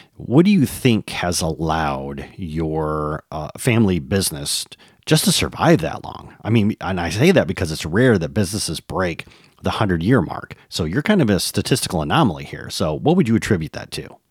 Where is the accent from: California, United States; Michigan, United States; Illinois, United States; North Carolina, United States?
Michigan, United States; moved away; After twenty years, I've returned to my native Michigan, and I'm looking to reconnect with my home state.